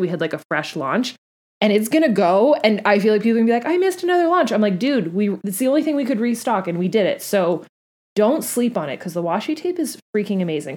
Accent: Canada; also born or lived in Florida; I'm Canadian

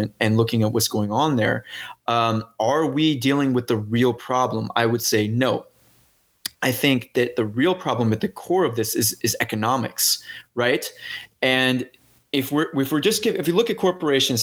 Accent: St. Louis, Missouri, United States; moved away; I'm from St. Louis

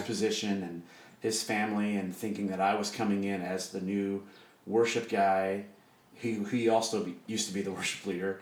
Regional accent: Des Moines, Iowa, United States; I am from Des Moines. Okay. I, am from the east side of Des Moines, and my parents pastored a Pentecostal church on the east side.

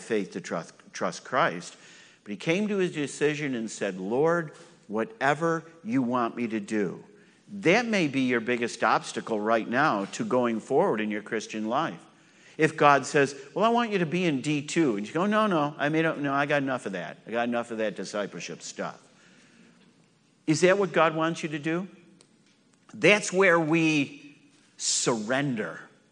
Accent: New York, United States; moved away; I'm from New York. I'm used to cold weather

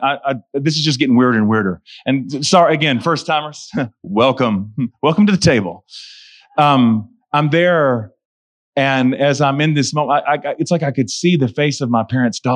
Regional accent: Charlotte, North Carolina, United States; I'm 3.5 hours away from my hometown where I lived.

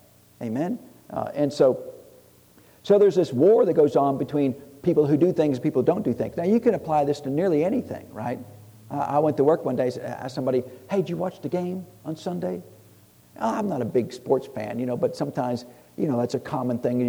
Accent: Tennessee, United States; I'm from Tennessee.

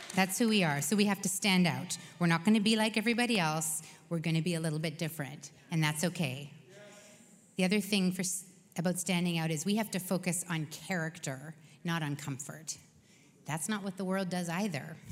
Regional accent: Canada; we're Canadian

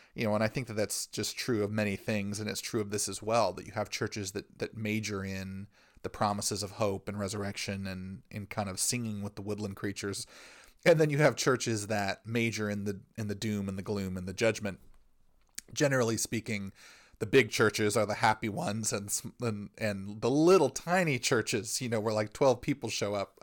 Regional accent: United States; us as Americans

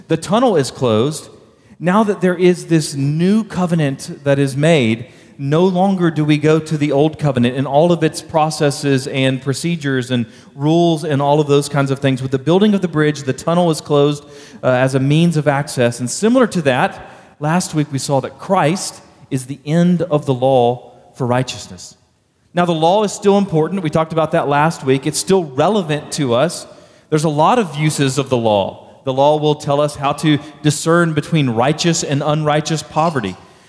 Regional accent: Baytown, Texas, United States; But I grew up in Baytown, Texas, just southeast of Houston.

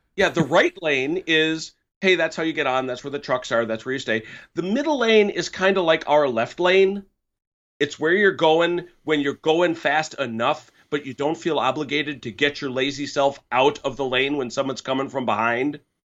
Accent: United States; I'm from America, where orange cone season is a regular part of life.

